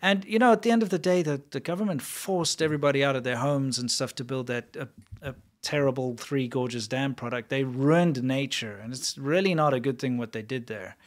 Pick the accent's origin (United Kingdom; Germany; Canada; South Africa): South Africa; I'm from South Africa.